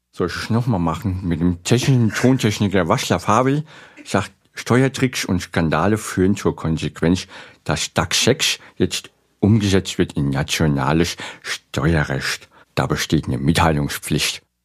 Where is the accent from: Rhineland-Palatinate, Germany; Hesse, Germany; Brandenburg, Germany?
Hesse, Germany; Bad Vilbel; accent: Hessian; moved away; bin ich ein ausgewanderter Hesse. Ich bin in Bad Vilbel geboren.